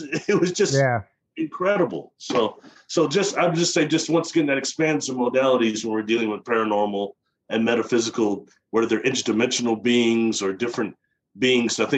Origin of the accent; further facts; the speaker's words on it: Midwest, United States; I'm from the Midwest